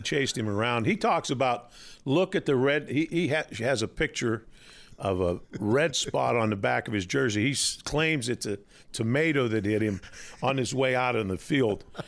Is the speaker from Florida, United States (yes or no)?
no; Western Pennsylvania, United States; I grew up in a small town, Western Pennsylvania